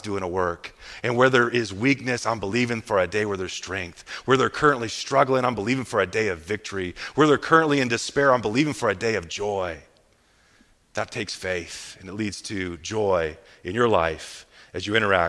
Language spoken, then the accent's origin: English; Midwest, United States; I'm from the Midwest